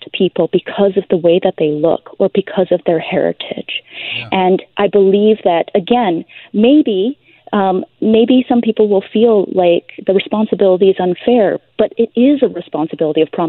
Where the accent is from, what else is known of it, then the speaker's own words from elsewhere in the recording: Canada; My parents were both born in Taiwan. I was born in Canada. I mean, this is where I've lived my entire life